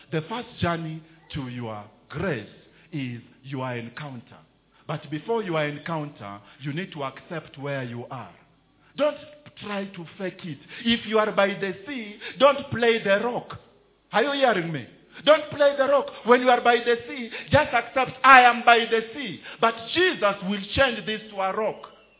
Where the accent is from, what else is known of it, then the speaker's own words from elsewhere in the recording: Kenya; There is a way as a Kenyan, when you are in Kenya you can talk.